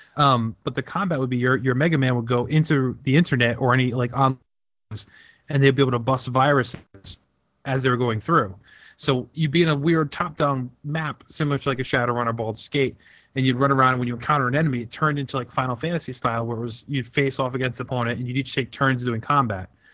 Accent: United States; we're American

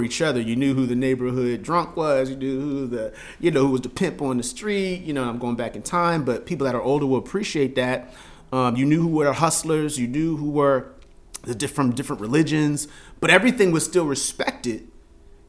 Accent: Philadelphia, Pennsylvania, United States; moved away as an adult; I grew up in West Oak Lane

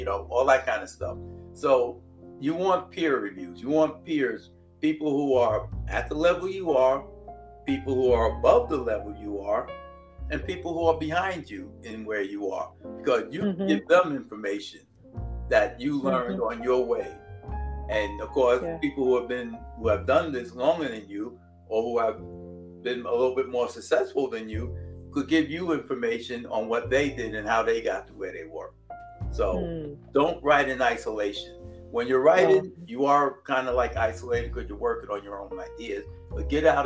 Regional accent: New York, United States; we're from New York

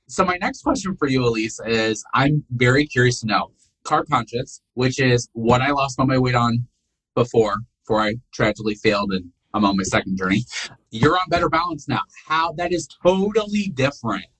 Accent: Rensselaer, Indiana, United States; moved away as an adult; now in Alabama, United States; I was from Rensselaer, Indiana

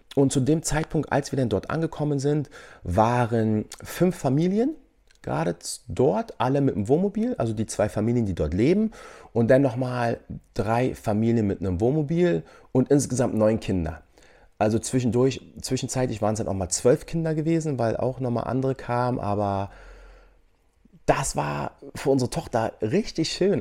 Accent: Germany; moved away as an adult; wir aus Deutschland kommen

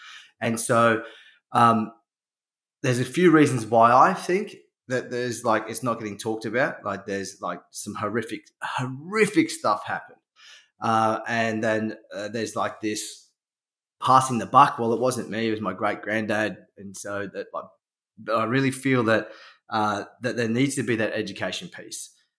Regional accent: Toowoomba, Queensland, Australia; also born or lived in New Zealand / Sunshine Coast; I grew up in Toowoomba

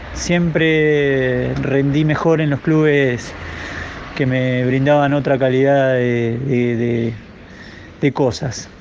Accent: Gerli, Buenos Aires Province, Argentina; las mismas cuadras donde anduviste toda tu vida

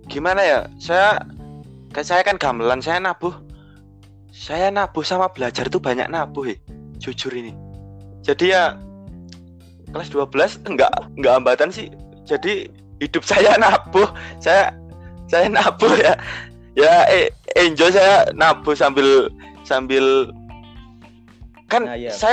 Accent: Java, Indonesia; born there; khususnya karena kita lahir di Jawa ya

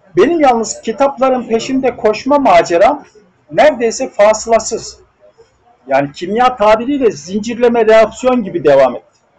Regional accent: Hendek, Sakarya, Turkey; bir Karadenizli tütüncü ailesinin çocuğu olarak Atapazarı'nda Hendek kazasının bir tütüncü köyünde doğdum.

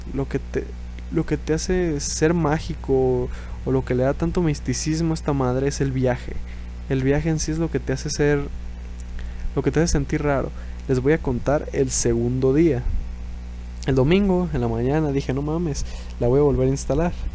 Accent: Mexico; Estamos en México

